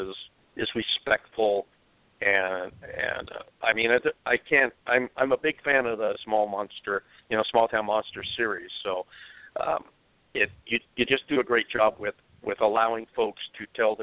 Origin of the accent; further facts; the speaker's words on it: West Coast, United States; I'm from the West Coast